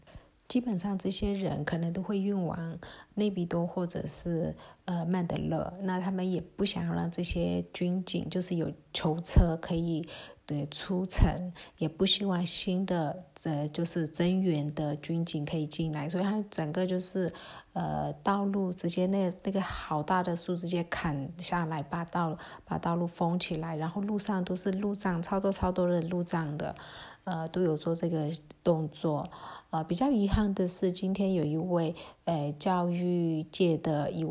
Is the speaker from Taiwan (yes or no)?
no; Myanmar; Chinese is a second language; 就是缅甸，我们缅甸人很喜欢吃酸酸的，像连芒果，我们都是青芒果加辣椒酸的这种拌的。